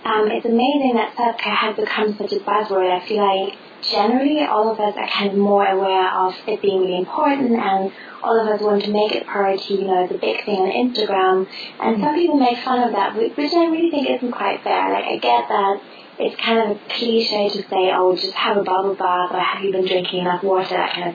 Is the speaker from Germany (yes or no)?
yes; Germany; English is a second language; moved away; Germany's my home country